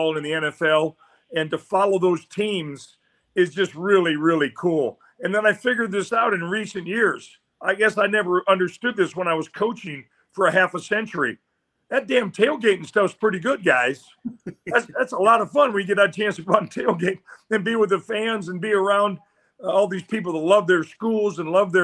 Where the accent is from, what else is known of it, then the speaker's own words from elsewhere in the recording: Iowa City, Iowa, United States; I grew up in Iowa City, Iowa.